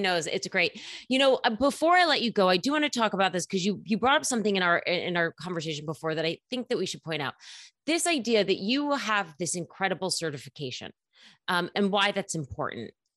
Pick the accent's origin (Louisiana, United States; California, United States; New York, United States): New York, United States; New York City; as a New Yorker, there's so many gyms here